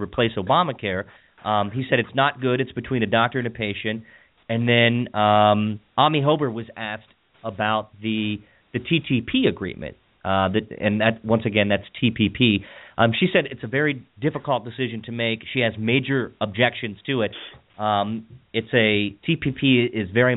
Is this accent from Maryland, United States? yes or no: yes; Western Maryland, United States; I'm from Western Maryland